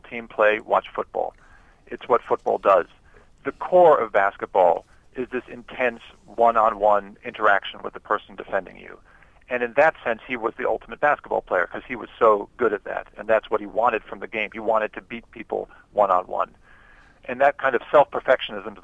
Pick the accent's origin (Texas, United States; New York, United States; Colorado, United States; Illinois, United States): Texas, United States; San Antonio; my hometown San Antonio Spurs